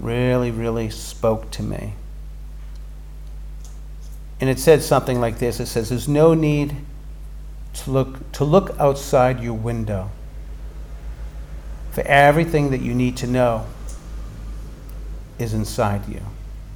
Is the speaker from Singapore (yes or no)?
no; Boston, Massachusetts, United States; My experience growing up in Boston